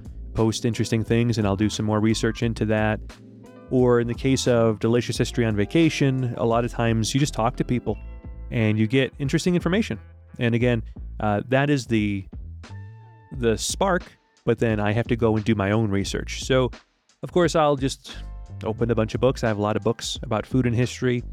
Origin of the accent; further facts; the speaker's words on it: Rochester, New York, United States; moved away as an adult; also born or lived in Rome, Italy / Ecuador; I'm from New York originally, upstate New York, the city of Rochester. That's where I was born, and that's where I grew up